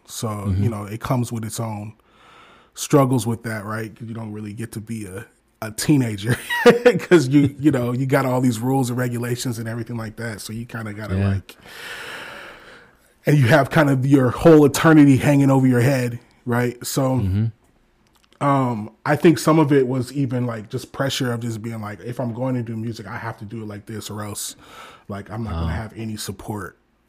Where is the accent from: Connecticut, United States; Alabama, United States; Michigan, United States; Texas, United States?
Michigan, United States; Detroit; now in Omaha, United States; I'm originally from Detroit, Michigan. I live in Omaha, Nebraska now.